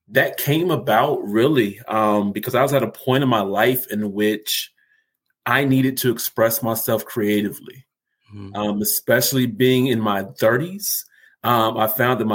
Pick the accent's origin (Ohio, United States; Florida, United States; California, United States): Ohio, United States; Columbus; I am from Columbus, Ohio, so the Buckeye State.